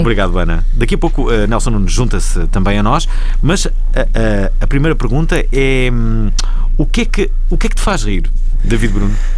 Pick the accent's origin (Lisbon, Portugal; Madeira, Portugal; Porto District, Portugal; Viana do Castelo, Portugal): Porto District, Portugal; Vila Nova de Gaia; que eu conheço bem, que é uma foi onde eu nasci.